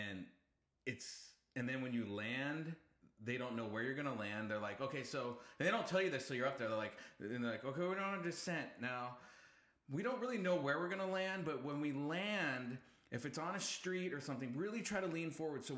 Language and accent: English; Santa Clara, California, United States; I was born in Santa Clara.